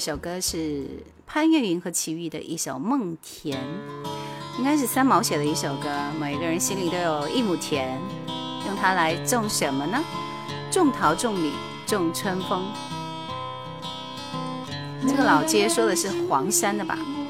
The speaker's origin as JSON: {"language": "Chinese", "region": "Heilongjiang", "country": "China", "said": "普通话我们黑龙江人还是比较有优势的。"}